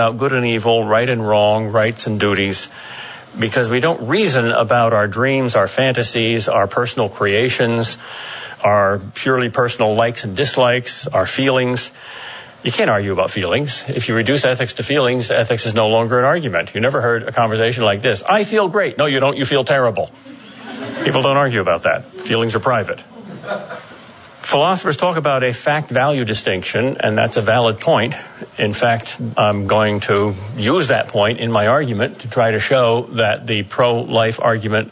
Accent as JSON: {"language": "English", "town": "Boston", "region": "Massachusetts", "country": "United States", "said": "I'm from Boston."}